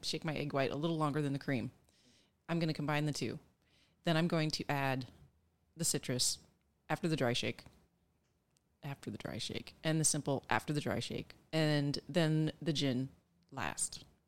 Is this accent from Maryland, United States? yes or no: no; Nebraska, United States; moved away; also born or lived in Colorado / Texas; I grew up in Nebraska